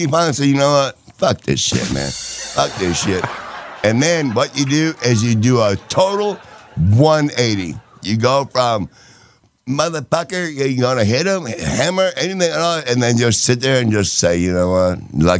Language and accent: English; Indiana, United States; I'm from Indiana, and my fucking snatch is burning.